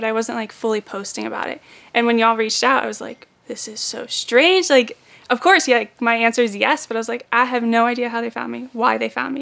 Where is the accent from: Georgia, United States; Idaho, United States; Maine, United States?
Maine, United States; moved away as an adult; also born or lived in Florida; I am originally from Maine. I moved down here in September to start on Team LO.